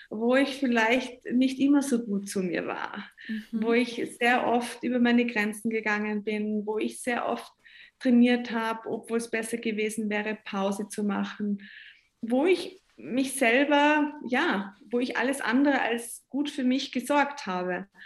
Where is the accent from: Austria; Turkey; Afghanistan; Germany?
Austria; Tyrol; äh, ich habe so schöne Swarovski-Sterne ähm, bei mir zu Hause als Tirolerin.